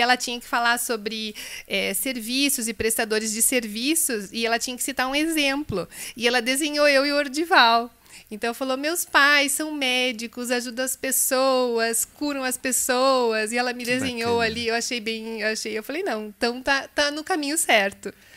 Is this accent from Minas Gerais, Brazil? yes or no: no; Santa Catarina, Brazil; moved away as an adult; also born or lived in Rio de Janeiro, Brazil; now in Curitiba, Brazil; eu sou carioca, de infância catarinense e sou curitibana desde 1997 quando eu vim para cá para estudar